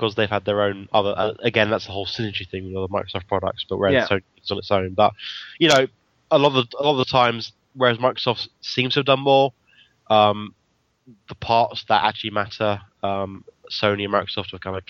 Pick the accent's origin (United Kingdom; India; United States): United Kingdom; England; I'm English